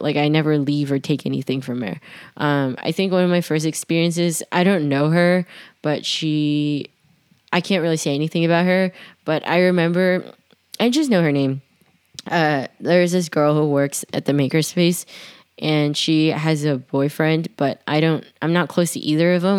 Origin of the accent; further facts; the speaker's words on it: New York, United States; I'm born and raised in Manhattan